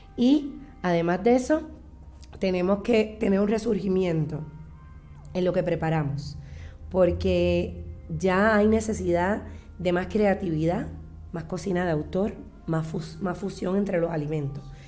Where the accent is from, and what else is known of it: Puerto Rico